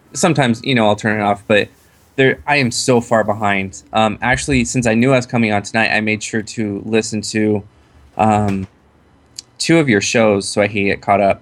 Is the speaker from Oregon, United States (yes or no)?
yes; Waldport, Oregon, United States; also born or lived in Salt Lake City, Utah; I grew up on the Oregon coast in a small town called Walport.